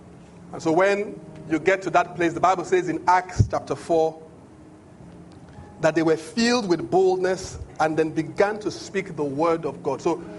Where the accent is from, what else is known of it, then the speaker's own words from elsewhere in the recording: Benin; English is a second language; In my language, I'm from Benin. Benin language, when they say he shouted, the phrase, when you translate it, it literally means you take a shout.